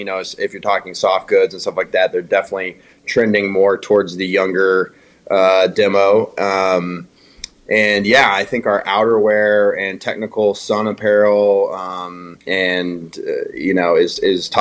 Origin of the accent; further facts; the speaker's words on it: Missouri-Arkansas border, United States; now in Minnesota, United States; I grew up on the Missouri-Arkansas border, fishing small little rivers down there for smallies, and poked around on Table Rock quite a bit growing up